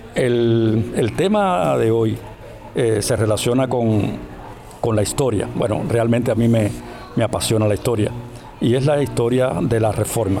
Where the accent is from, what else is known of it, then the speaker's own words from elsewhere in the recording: Cuba; aquí en, mi país, en Cuba